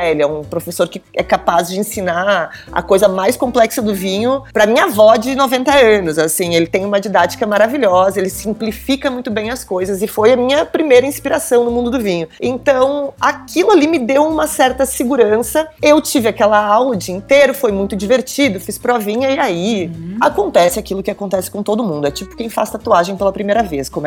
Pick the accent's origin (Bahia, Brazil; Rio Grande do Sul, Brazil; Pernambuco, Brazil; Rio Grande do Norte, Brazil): Rio Grande do Sul, Brazil; Sou gaúcha, sou gaúcha.